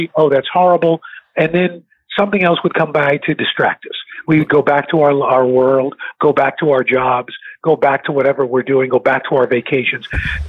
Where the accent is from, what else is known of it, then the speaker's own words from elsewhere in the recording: New York City, New York, United States; growing up in New York City, when I was a kid, seeing a Bill McCrary or a J.J. Johnston or a Gil Noble or Melba Tolliver, Bob Teague, all these folks